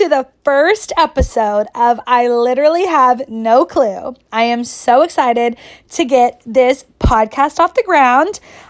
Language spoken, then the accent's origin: English; Kentucky, United States; moved away as an adult; also born or lived in New York City; I'm from Kentucky. I was born and raised here. I've lived here 24 years. I graduated from the University of Kentucky.